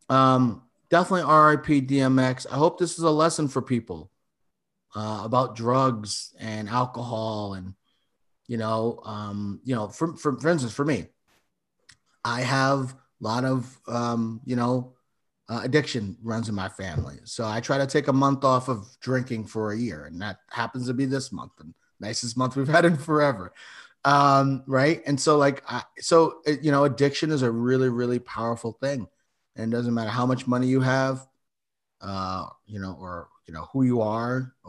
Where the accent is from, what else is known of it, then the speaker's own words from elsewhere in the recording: New York City, New York, United States; also born or lived in Yonkers, New York; I grew up, I was born in the Bronx, lived there for 12 years. And I lived in Yonkers for until I was 19, then moved further upstate